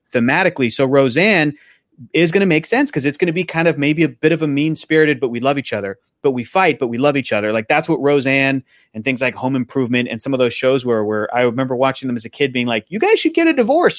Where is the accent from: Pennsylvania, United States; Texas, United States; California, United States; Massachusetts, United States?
California, United States; San Diego; I grew up in San Diego